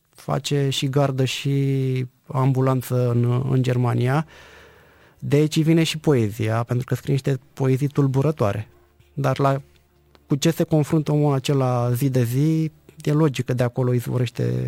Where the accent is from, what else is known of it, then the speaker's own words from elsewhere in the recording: Dragalina, Călărași County, Romania; Eu sunt născut și crescut în Bărăgan